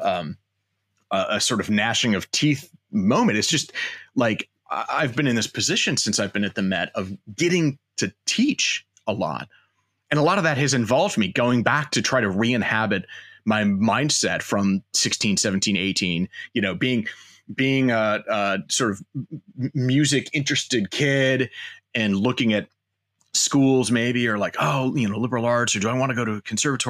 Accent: Chaska, Minnesota, United States; moved away as an adult; also born or lived in Central Illinois / Santa Barbara, California; I grew up in Chaska, Minnesota

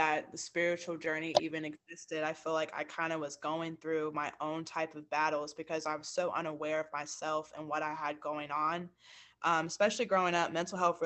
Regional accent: Winston-Salem, North Carolina, United States; also born or lived in Charlotte, North Carolina; I am from Winston-Salem, North Carolina. I've been in North Carolina basically my whole entire life

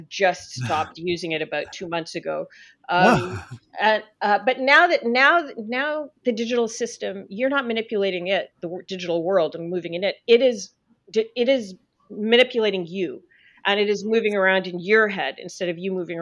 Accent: Canada; I'm Canadian

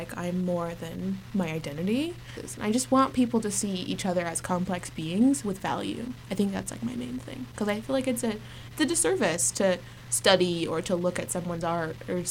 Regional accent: Norman, Oklahoma, United States; moved away as an adult; now in Boston, United States; OU, which is the university of my hometown

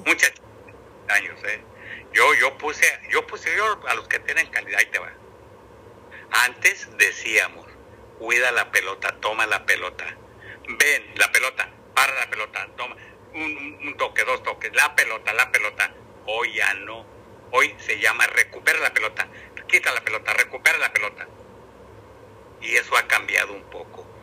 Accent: Guadalajara, Jalisco, Mexico; moved away; also born or lived in Monterrey; ahí nací en Guadalajara

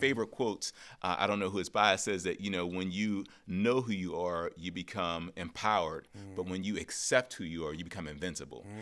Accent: Pittsburgh, Pennsylvania, United States; I grew up in Pittsburgh, single family home

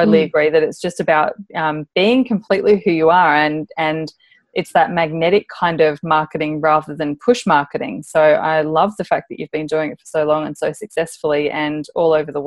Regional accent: Darwin, Northern Territory, Australia; moved away as an adult; also born or lived in Adelaide; when I moved from Darwin, where I had finished my high schooling, I went down to Adelaide

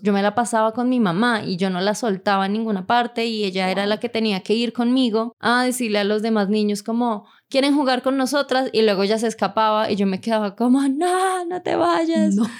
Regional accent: Bogotá, Colombia; accent: rola; Soy de Bogotá y toda la vida he crecido en Bogotá

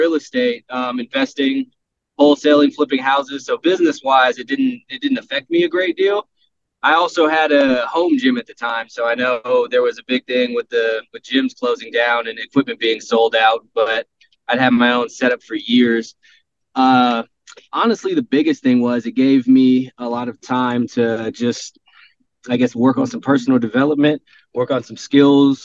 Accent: Southern California, United States; now in Phoenix, United States; I'm from Southern California originally

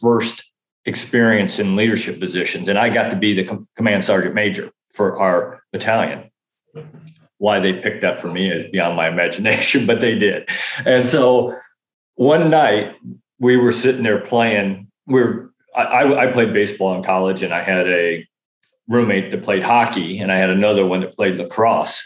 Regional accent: Northern Illinois, United States; moved away as an adult; I grew up in Northern Illinois, so I grew up in farmland

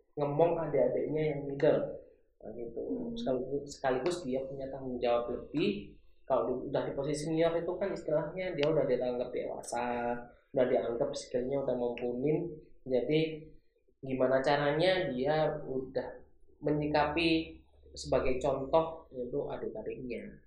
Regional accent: Malang, East Java, Indonesia; moved away as an adult; also born or lived in Batam; kampung halamanku di Malang

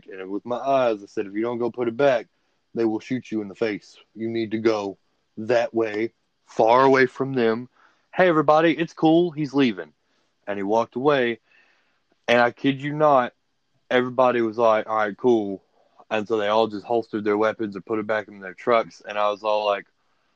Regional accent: Livingston, Texas, United States; moved away as an adult; also born or lived in Houston area, Texas; now in Big Sandy, United States; I'm from Livingston.

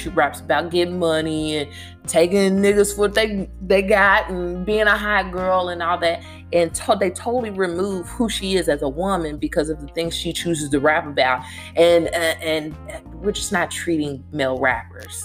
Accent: Louisville, Kentucky, United States; my hometown, Louisville, Kentucky

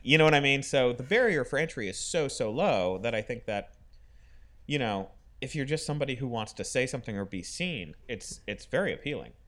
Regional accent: Florida, United States; growing up in Florida

